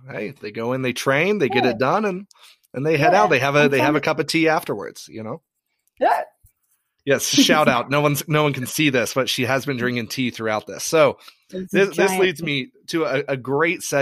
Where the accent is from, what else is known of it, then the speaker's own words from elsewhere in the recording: Ireland; now in United States; I grew up in Ireland